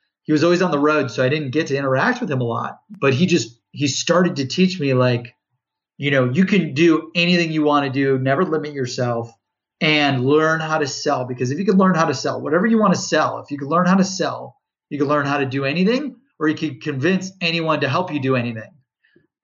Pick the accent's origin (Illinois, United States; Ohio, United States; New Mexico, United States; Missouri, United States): Ohio, United States; Cleveland; I grew up in Ohio, in Cleveland.